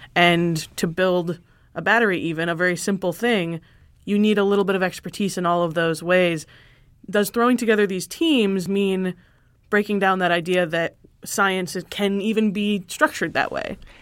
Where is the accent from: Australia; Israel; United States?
United States; Michigan; I'm from Michigan